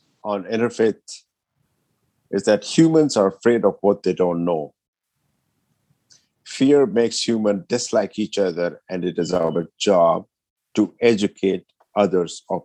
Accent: Ethiopia; moved away; I was born and raised in Ethiopia

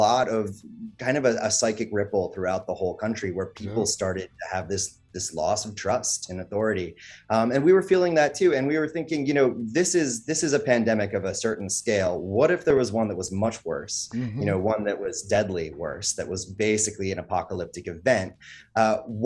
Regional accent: West Virginia, United States; I'm from West Virginia myself, so you know the South is in my bones

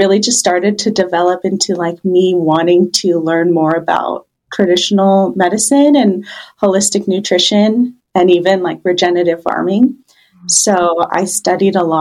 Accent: Baja California, Mexico; moved away as an adult; now in Central Oregon, United States; I'm actually originally from Baja, California

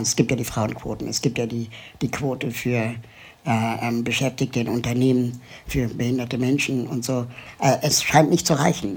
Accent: Germany; also born or lived in Lima, Peru; Mein Vater ist Peruaner, meine Mutter ist Deutsche.

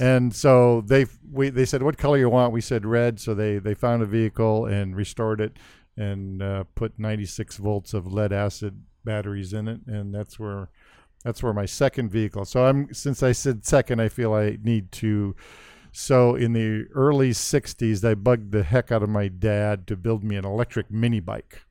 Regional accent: Central California, United States; also born or lived in Wisconsin; I grew up in Central California in farming communities.

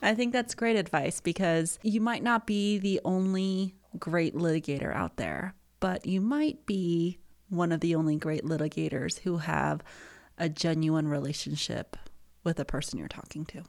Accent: Colorado, United States; I grew up in Colorado. I've been here since middle school all around, and my high school experience in Summit County

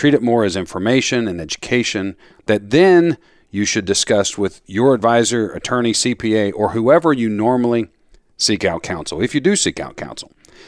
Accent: Florida, United States; now in Philadelphia, United States; You know, I grew up down in Florida.

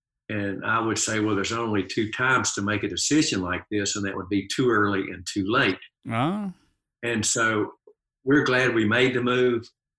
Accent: Charlotte, North Carolina, United States; We're from Charlotte, so a lot of our friends they're still out there.

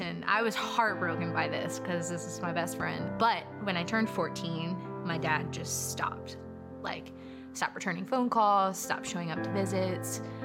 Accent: Pensacola, Florida, United States; also born or lived in Mississippi; I grew up here in Pensacola

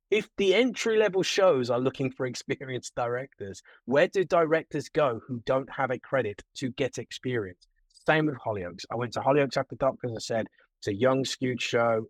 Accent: Birmingham, West Midlands, United Kingdom; Birmingham, my hometown

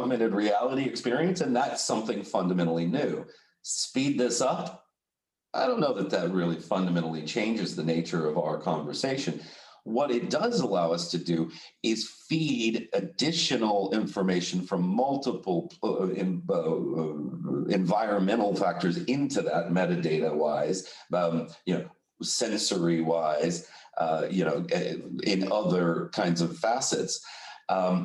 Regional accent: Texas, United States; now in Amsterdam, Netherlands; I'm from Texas

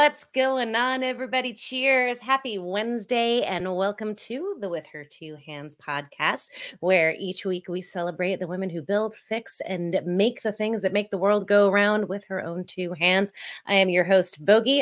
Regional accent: Essex County, New Jersey, United States; moved away; I grew up, um, in North Jersey

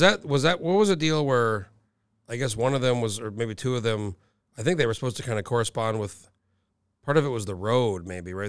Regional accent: New Mexico, United States; moved away as an adult; now in Alaska, United States; I grew up in New Mexico and I've been here, you know, almost over nineteen years now

